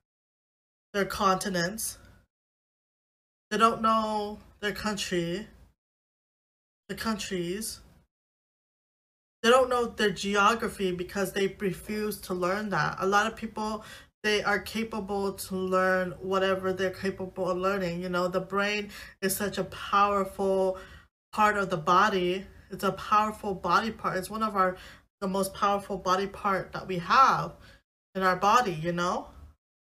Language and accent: English; United States; I'm a natural born citizen in America, my nationality is American, so I'm Asian American. My race is Asian. My ethnicity is Laotian